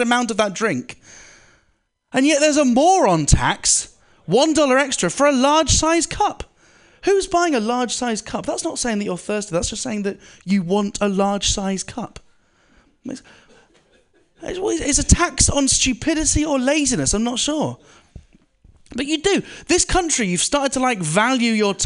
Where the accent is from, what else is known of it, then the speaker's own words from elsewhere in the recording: United Kingdom; I'm one of the good British guys